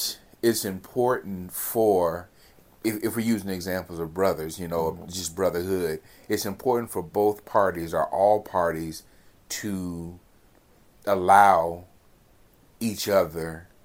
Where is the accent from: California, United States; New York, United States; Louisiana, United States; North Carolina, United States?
California, United States; Yeah, I'm from California.